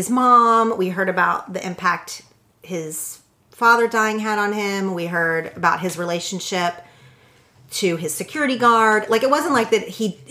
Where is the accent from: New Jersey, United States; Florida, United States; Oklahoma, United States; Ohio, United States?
Oklahoma, United States; now in Los Angeles, United States; I grew up in Oklahoma where there was no professional basketball team